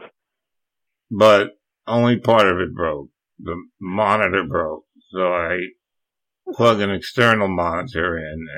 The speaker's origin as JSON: {"language": "English", "region": "New Jersey", "country": "United States", "tie": "born or raised there", "moved": "yes", "said": "I grew up in New Jersey."}